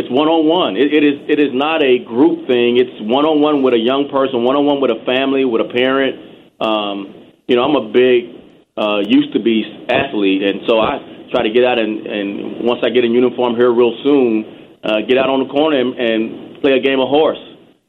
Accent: Texas, United States; It was very difficult, actually. Texas is very segregated. There's a long history of inappropriate conduct by police officers.

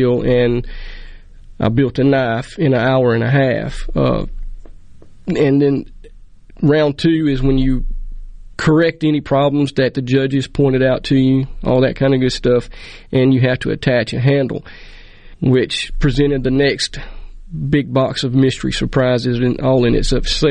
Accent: Mize, Mississippi, United States; I'm from Mize, Mississippi. And, you know, the town's not as big as this building we're sitting

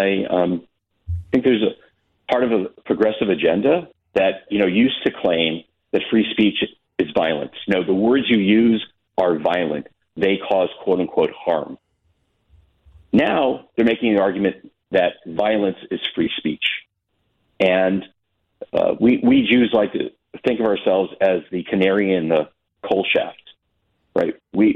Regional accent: United States; as a Jew and as an American

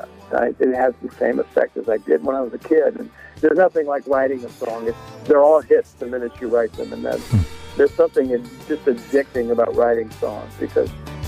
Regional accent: Oregon, United States; also born or lived in Sacramento; I was born in Sac, and then moved up to Southern Oregon. We had a cattle ranch up there.

